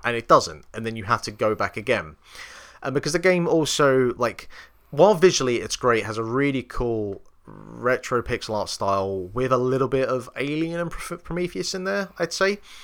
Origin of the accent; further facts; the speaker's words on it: England, United Kingdom; me being English